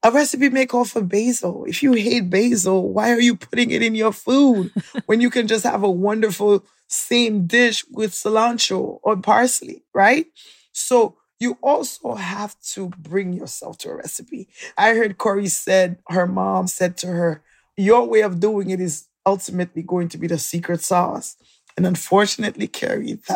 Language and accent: English; New York City, New York, United States; also born or lived in Haiti; I was born in Haiti, left at 7, came here to Brooklyn, which was like little Haiti in New York